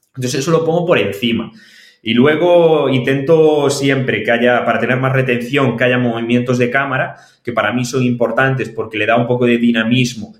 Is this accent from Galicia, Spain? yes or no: yes; O Grove, Galicia, Spain; soy de Grove, de un pueblito de Galicia